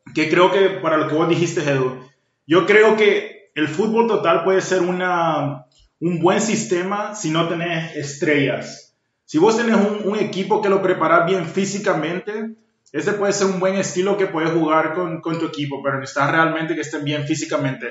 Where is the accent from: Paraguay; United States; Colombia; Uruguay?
Paraguay; soy paraguayo